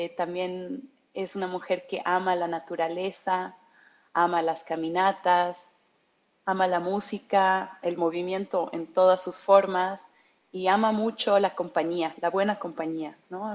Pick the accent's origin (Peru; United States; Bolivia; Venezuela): Bolivia; moved away as an adult; also born or lived in Germany; soy mitad alemana, boliviana y alemana